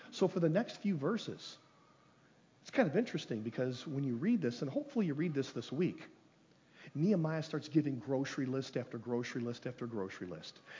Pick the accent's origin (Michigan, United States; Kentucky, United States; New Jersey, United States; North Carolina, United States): Michigan, United States; Lansing; I grew up in Lansing Christian, and some of you might remember Mrs. Rietfeld.